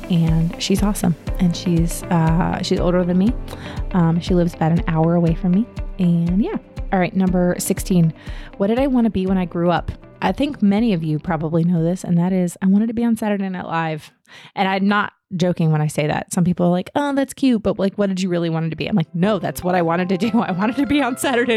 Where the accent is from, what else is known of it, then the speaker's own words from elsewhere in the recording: Herndon, Virginia, United States; moved away as an adult; also born or lived in Fairfax, Virginia; I grew up in Herndon, Virginia. I was born and raised there, lived in the exact same house my entire life until I went to college